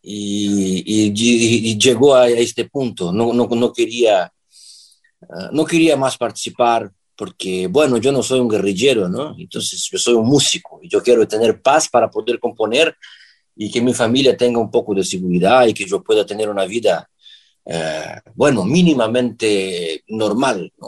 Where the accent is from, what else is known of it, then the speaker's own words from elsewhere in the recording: Brazil; Spanish is a second language; moved away as an adult; now in Lisbon, Portugal; en el sur de Brasil, que es mi tierra